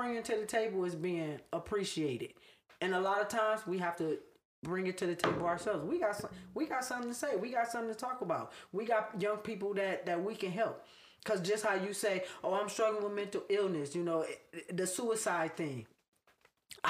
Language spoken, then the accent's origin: English; Los Angeles, California, United States; now in Atlanta, United States; I'm from the jungle.